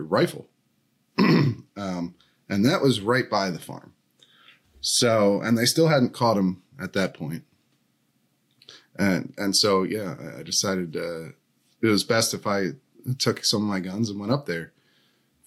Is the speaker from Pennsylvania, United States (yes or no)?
yes; Downingtown, Pennsylvania, United States; That's where I'm from, Chester County. I grew up in Downingtown.